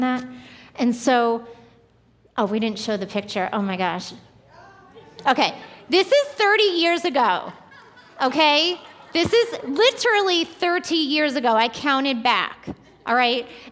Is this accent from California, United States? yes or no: no; Long Island, New York, United States; moved away; I grew up in New York, like 20 minutes right outside of New York City, and as a little girl growing up on Long Island